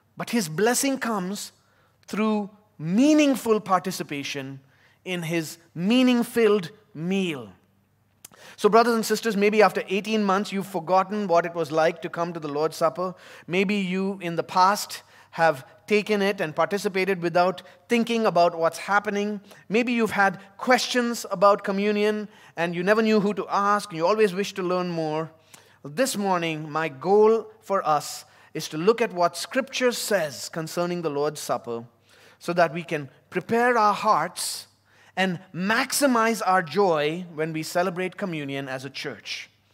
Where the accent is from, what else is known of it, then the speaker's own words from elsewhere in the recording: Chennai, Tamil Nadu, India; also born or lived in United States; now in Abu Dhabi, United Arab Emirates; my time growing up in South India, in the city of Chennai.